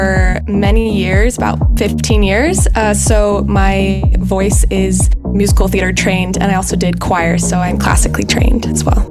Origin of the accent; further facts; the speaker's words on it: Bay Area, California, United States; moved away as an adult; now in Boston, United States; I am originally from California, around the Bay Area